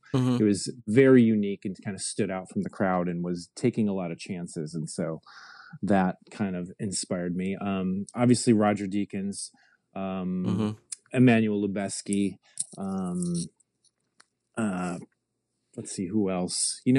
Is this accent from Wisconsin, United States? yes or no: no; Michigan, United States; moved away as an adult; now in Los Angeles, United States; Well, I moved out to Los Angeles from Michigan in 2003.